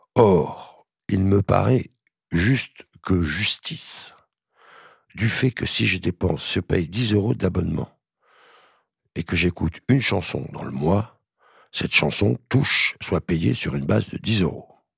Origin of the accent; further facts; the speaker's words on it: France; en tant que Français